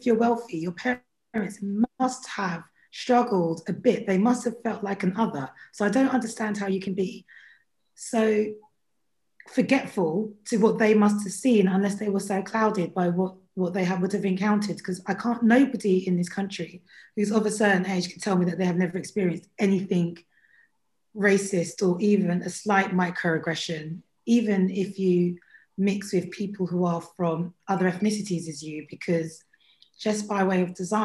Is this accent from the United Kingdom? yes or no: yes; United Kingdom; I was born and bred in Britain